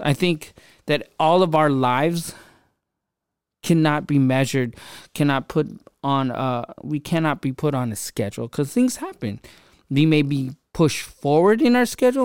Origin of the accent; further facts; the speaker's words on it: Philippines; now in United States; I grew up in the Philippines on the streets and, um, even moving to America, I had my hardships